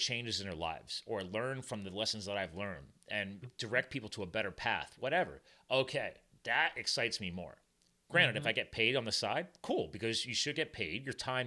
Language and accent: English; New Jersey, United States; I was born in Jersey